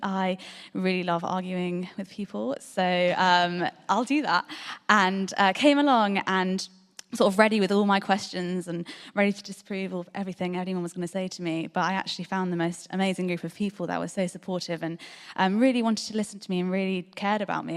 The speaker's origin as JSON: {"language": "English", "town": "Bristol", "region": "South West England", "country": "United Kingdom", "tie": "born or raised there", "said": "I grew up in Bristol, I grew up in North Bristol"}